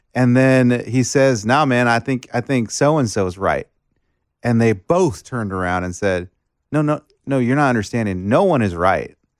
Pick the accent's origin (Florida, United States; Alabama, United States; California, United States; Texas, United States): Texas, United States; McAllen; moved away; I grew up in McAllen, Texas, South South Texas, seven miles of the border